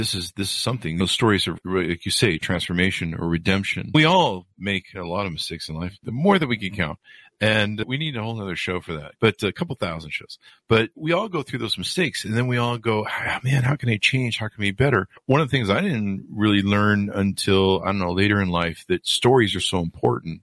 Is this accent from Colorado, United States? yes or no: no; Las Vegas, Nevada, United States